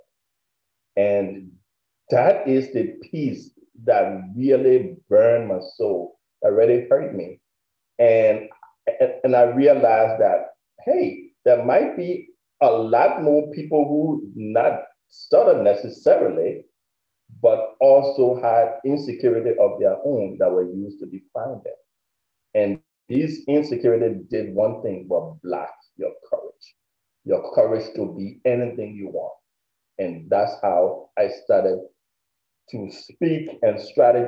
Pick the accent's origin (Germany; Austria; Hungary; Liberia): Liberia; now in United States; I am originally from West Africa, Liberia. And I immigrated to the United States in 1999.